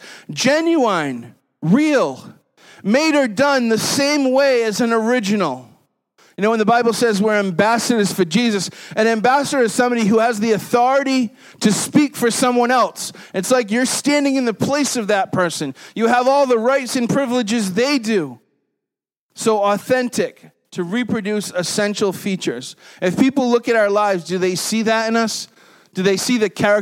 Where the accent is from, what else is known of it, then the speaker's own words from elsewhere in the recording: New England, United States; Growing up in New England